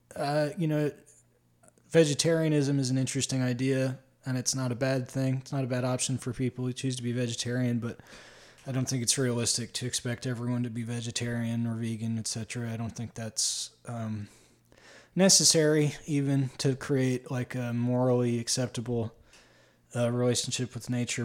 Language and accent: English; Schuylkill County, Pennsylvania, United States; also born or lived in Grand Rapids, Michigan; now in Michigan, United States; one of the first learned words that I learned to spell in public school in T-, Schuylkill County was the word Schuylkill